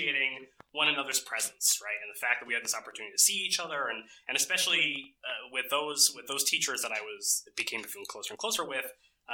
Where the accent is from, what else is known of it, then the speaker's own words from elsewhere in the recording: United States; moved away as an adult; my natural, you know, place growing up in the United States